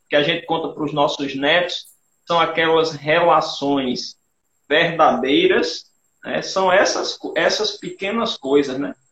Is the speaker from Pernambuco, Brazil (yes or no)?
no; Rio Tinto, Paraíba, Brazil; Eu sou de Rio Tinto, né? em Rio mangue